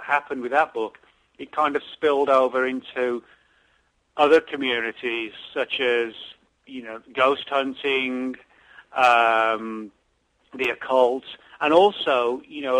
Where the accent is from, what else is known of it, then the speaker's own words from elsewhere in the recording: England, United Kingdom; moved away; growing up in England, from that era when Hammer films were sort of really the rage